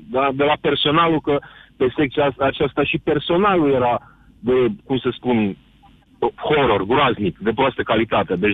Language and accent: Romanian; Brașov, Brașov County, Romania; Deci eu anul trecut uh, sunt din Brașov